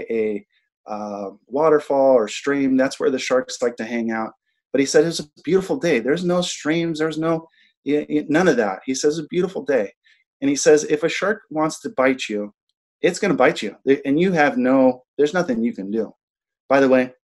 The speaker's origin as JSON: {"language": "English", "region": "Big Island of Hawaii", "country": "United States", "tie": "born or raised there", "also_born_or_lived": "Molokai, Hawaii", "said": "I was raised on the Big Island of Hawaii"}